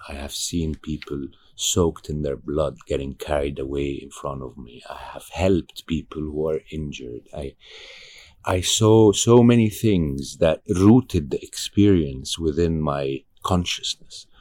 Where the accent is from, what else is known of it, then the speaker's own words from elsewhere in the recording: Egypt; I'm from Egypt